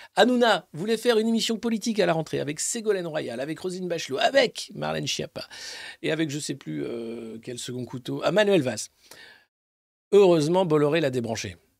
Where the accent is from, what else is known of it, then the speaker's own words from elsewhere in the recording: France; en tant que Français